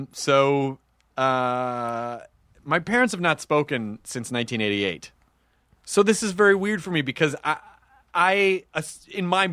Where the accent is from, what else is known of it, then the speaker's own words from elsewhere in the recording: Memphis, Tennessee, United States; also born or lived in Louisville, Kentucky; we moved away when I was really, really young, and I grew up in Memphis